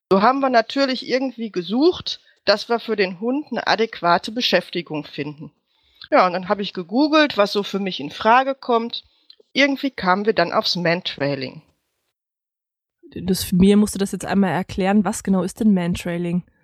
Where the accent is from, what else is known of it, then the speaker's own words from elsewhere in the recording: Wanne-Eickel, North Rhine-Westphalia, Germany; Ich komme aus der schönsten Bindestrichstadt der Welt. Ich komme aus Wanne-Eickel.